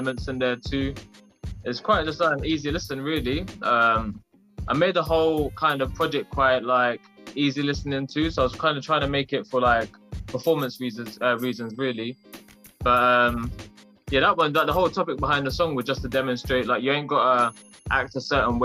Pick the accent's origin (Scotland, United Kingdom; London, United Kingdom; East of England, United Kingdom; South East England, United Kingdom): East of England, United Kingdom; Bedford; I'm a rapper from Bedford in the UK